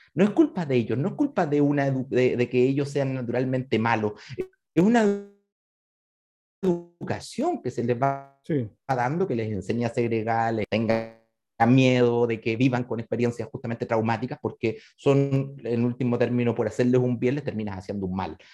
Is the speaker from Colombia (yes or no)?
no; Chile; acá en Chile